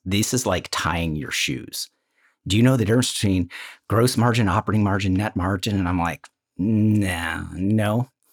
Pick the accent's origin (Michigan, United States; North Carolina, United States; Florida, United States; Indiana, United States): Michigan, United States; Northville; I grew up outside of Ann Arbor, a suburb of Detroit called Northville